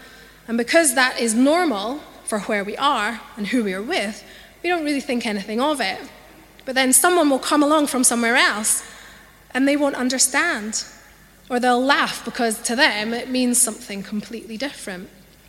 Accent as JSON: {"language": "English", "region": "Scotland", "country": "United Kingdom", "tie": "born or raised there", "accent": "Scottish", "lives_now": "London, United Kingdom", "said": "I grew up in Scotland, and so I have a Scottish accent, although it's not as strong as it once was because I've lived in London for such a long time"}